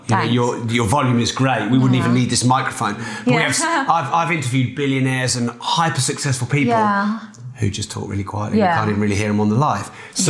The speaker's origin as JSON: {"language": "English", "country": "United Kingdom", "said": "I'm a Brit."}